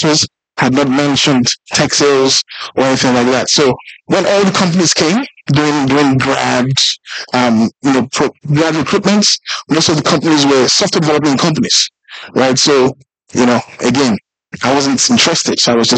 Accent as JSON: {"language": "English", "country": "South Africa", "tie": "born or raised there", "said": "So I grew up in South Africa a bit, and they would always call it as Julius, and I didn't like it, right?"}